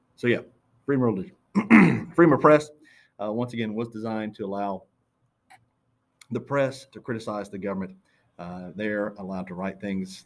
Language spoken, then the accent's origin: English; Florida, United States; moved away as an adult; now in Georgia, United States; I'm from Florida and I got married for a first time down in Florida. And then I moved to Georgia with her